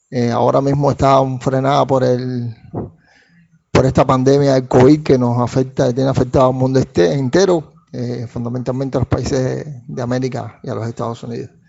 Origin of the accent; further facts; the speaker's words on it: Havana, Cuba; eh, vivo en La Habana, soy cubano, eh, bueno vivo